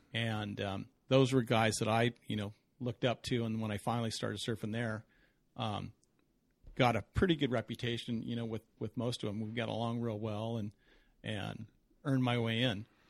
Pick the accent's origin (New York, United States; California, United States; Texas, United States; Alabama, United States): California, United States; Southern; I grew up in Southern California